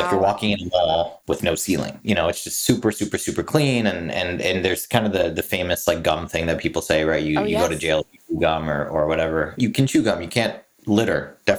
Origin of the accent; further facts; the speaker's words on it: Singapore; moved away; I grew up in Singapore.